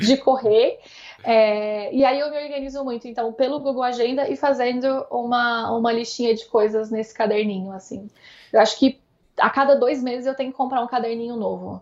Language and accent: Portuguese; Uberlândia, Minas Gerais, Brazil; moved away as an adult; now in São Paulo, Brazil; Como eu sou de Minas, Uberlândia não é uma cidade minúscula, mas também está longe de ser uma cidade grande